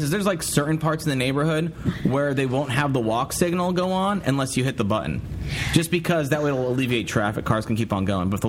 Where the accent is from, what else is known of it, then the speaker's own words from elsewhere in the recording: United States; I'm from America.